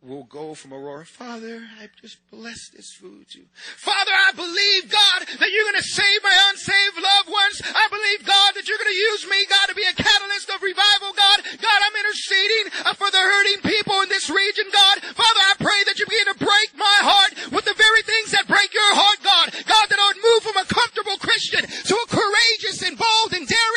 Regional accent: San Diego, California, United States; I'm from San Diego, California

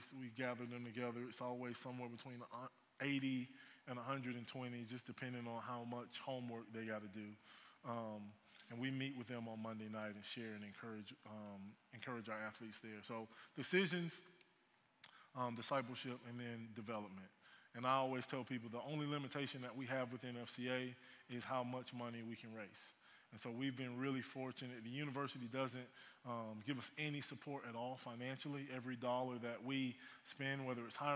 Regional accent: Lakeland, Florida, United States; moved away; also born or lived in Auburn, Alabama; So growing up in the state of Florida, I'm originally from Lakeland, Florida

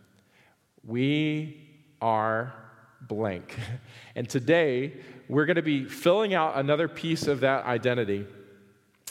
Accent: the South, United States; I grew up in the South.

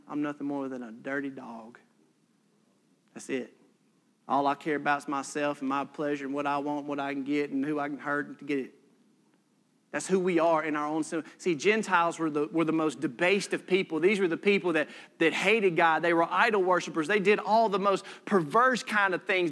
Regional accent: United States; we're Americans.

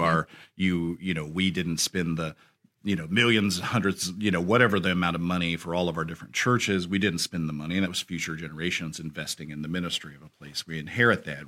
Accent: United States; as American Christians

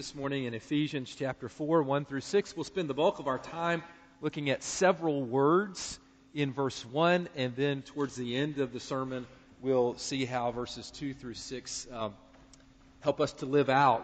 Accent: North Carolina, United States; accent: Southern; moved away as an adult; also born or lived in Philadelphia; all of my life growing up in North Carolina, I never knew that I had a Southern accent

